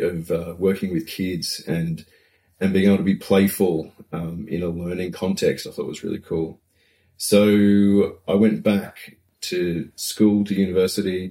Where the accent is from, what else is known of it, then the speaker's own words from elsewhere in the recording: Newcastle, New South Wales, Australia; moved away as an adult; also born or lived in Melbourne / Byron Bay / Port Macquarie; now in Wellington, New Zealand; Originally from Australia